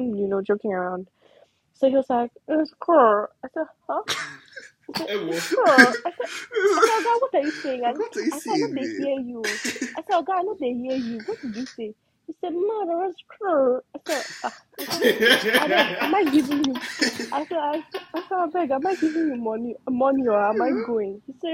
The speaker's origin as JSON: {"language": "English", "region": "Delta", "country": "Nigeria", "also_born_or_lived": "Germany / Warri", "second_language": "English", "said": "I'm a Delta, I'm from Delta State"}